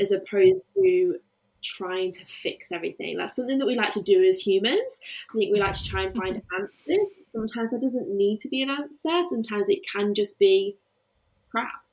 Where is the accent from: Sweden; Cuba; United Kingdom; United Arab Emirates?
United Kingdom; the Midlands, England; moved away as an adult; now in Melbourne, Australia; I do currently live in Melbourne, Australia, but I am from the Midlands in England and I moved to Australia four and a half years ago